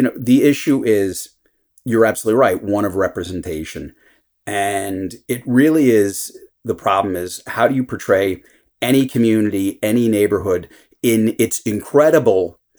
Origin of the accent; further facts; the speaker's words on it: New York City, New York, United States; So when I was growing up in New York, everyone is sort of defined by their identity